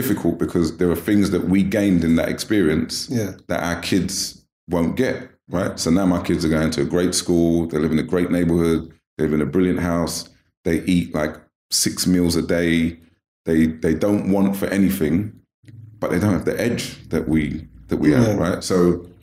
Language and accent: English; London, United Kingdom; Born in Lewisham, and I grew up in South, my whole life. That's where I grew up. So I lived in like Sydenham, Catford, like Lewisham area